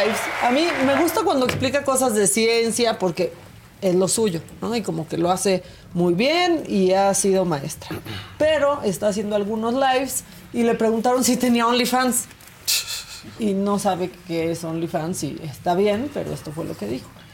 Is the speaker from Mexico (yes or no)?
yes; Mexico; somos mexicanos a prueba de todo